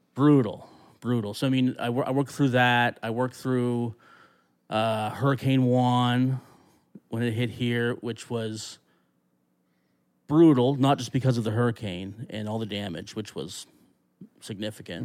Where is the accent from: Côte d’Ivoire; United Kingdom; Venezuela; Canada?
Canada; Annapolis Valley, Nova Scotia; I grew up in the Annapolis Valley